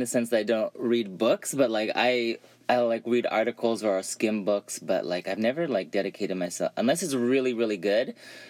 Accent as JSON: {"language": "English", "town": "Dublin", "region": "California", "country": "United States", "tie": "born or raised there", "said": "I'm originally from a little town called Dublin, California, which is a suburb full of, well, when I was growing up, it was full of white people and cows"}